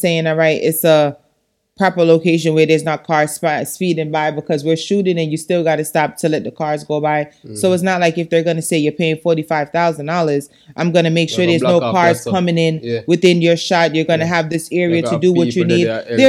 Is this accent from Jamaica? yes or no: yes; Jamaica; Because it's something that is disgusting as a Jamaican to feel like, damn, I'm here